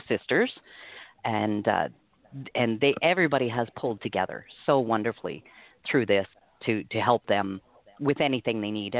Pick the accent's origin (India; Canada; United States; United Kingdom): Canada; moved away as an adult; now in Belize; we're Canadian